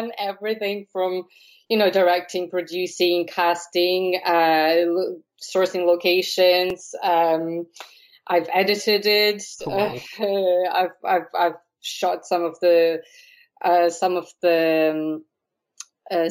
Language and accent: English; Latvia; now in Blessington, Ireland; I wrote it in Latvian originally, so I'm from Latvia